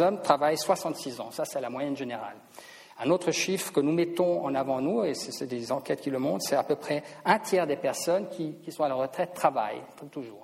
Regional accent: Switzerland; en tant que Suisse

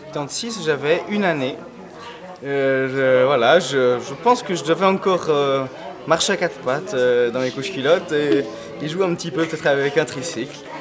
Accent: Zurich, Switzerland; now in Lausanne, Switzerland; Je suis né à Zurich et maintenant je vis à Lausanne.

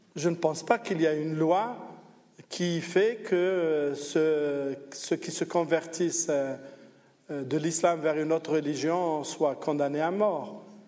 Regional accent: Algeria; moved away as an adult; now in Switzerland; Moi, je viens d'Algérie, je suis venu d'Algérie

